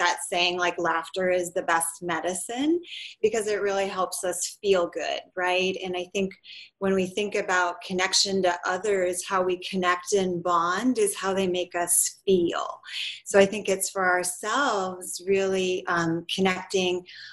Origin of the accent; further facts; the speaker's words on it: Minnesota, United States; now in San Diego, United States; I live in San Diego and I'm originally from Minnesota